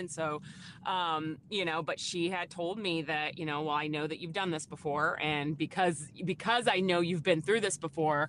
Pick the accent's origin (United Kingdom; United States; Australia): United States; Phoenix, Arizona; Sure. Yeah, I'm originally from Phoenix, Arizona, and so that's where I was born and raised